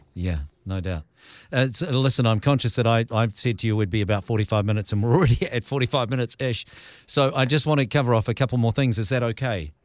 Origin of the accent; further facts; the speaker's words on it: New Zealand; as a Kiwi